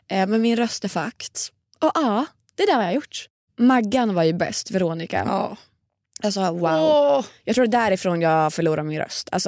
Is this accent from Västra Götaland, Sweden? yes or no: no; Stockholm, Stockholm County, Sweden; Jag har varit hemma i Stockholm hela helgen.